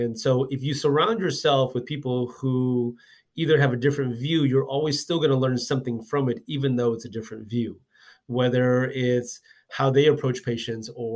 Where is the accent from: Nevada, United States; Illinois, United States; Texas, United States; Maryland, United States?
Texas, United States; Houston; now in Dallas, United States; I'm from Houston as well too